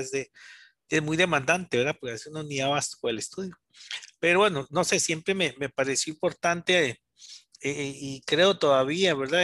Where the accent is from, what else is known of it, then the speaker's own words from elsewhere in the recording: San Rafael de Oreamuno, Cartago, Costa Rica; yo soy Cartago, soy de San Rafael de Iramundo soy originario de allá